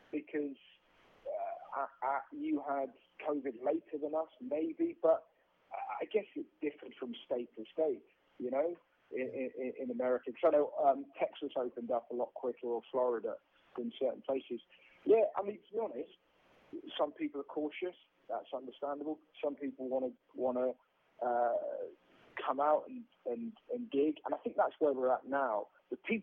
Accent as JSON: {"language": "English", "region": "England", "country": "United Kingdom", "said": "I'm British"}